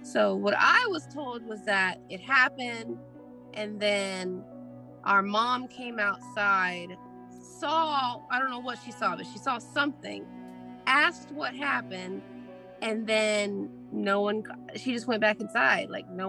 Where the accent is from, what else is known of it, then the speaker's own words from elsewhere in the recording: Arkansas, United States; moved away; So we grew up in Arkansas, and our mom joined the Army, and so she kind of took us out of Arkansas for a long time